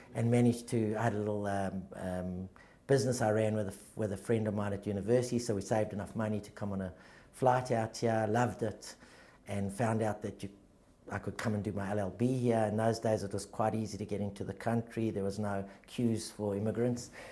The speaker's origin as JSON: {"language": "English", "town": "Johannesburg", "region": "Gauteng", "country": "South Africa", "tie": "born or raised there", "moved": "yes", "lives_now": "Australia", "said": "I grew up in, in a very loving sort of. Uh, all-encompassing Jewish type of family um, in, a, in, a small, in a smaller suburb of a big city called Joburg called Victory Park"}